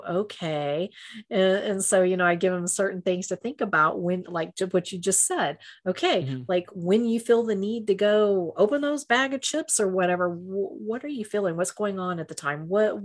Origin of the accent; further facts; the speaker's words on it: Texas, United States; I'm a Texan